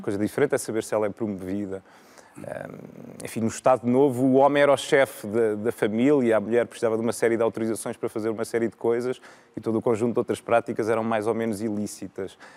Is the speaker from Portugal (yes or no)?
yes; Viseu, Centro, Portugal; now in Lisbon, Portugal; eu sou de Viseu, em, em, Viseu tinha já uma oferta cultural rica